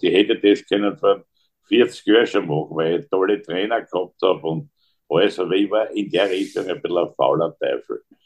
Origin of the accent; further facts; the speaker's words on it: Graz, Styria, Austria; bei uns in Graz